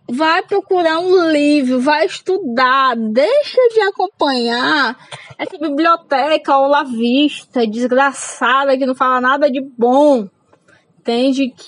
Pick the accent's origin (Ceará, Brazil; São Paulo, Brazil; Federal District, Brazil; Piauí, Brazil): Ceará, Brazil; Fortaleza; now in Caucaia, Brazil; sou cearense da periferia de Fortaleza. Moro numa cidade chamada Calcaia.